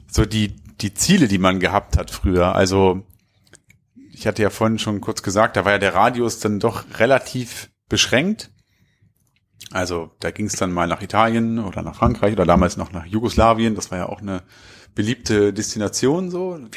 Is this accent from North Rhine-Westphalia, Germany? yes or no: no; Hanover, Lower Saxony, Germany; Also wir kommen aus Hannover.